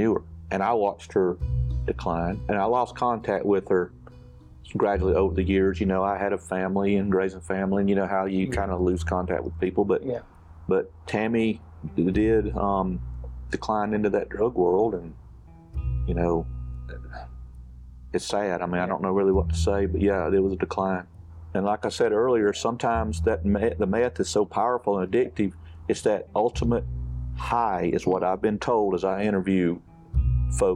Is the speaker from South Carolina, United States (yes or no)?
yes; Oconee County, South Carolina, United States; I was born and raised in Oconee